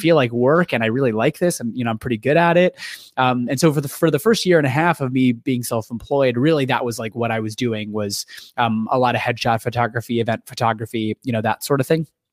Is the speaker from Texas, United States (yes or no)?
no; Ohio, United States; moved away as an adult; also born or lived in California; now in Chicago, United States; I'm from Ohio originally